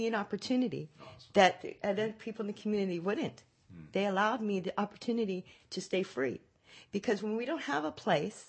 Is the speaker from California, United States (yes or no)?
yes; San Francisco, California, United States; moved away as an adult; now in Modesto, United States; I'm from the Bay Area, San Francisco